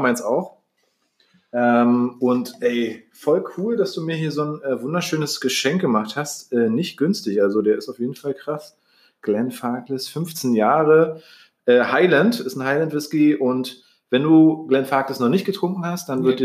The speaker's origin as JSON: {"language": "German", "country": "Germany", "tie": "born or raised there", "said": "wurde ich hier zum Beispiel geboren in Deutschland"}